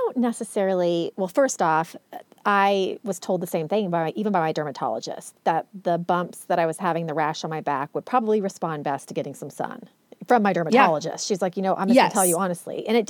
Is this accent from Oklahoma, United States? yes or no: yes; Oklahoma, United States; born or raised there